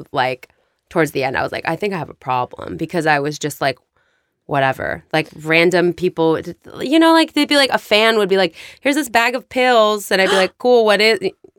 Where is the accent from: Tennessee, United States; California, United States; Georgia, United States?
California, United States; La Crescenta; No. I grew up in La Crescenta.